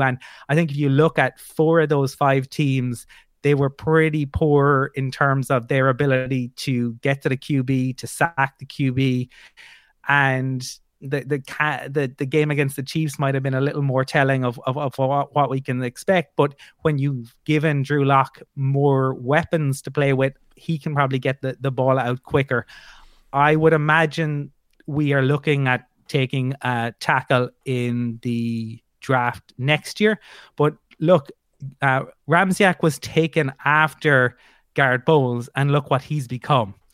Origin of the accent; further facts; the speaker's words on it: Ireland; I'm from Ireland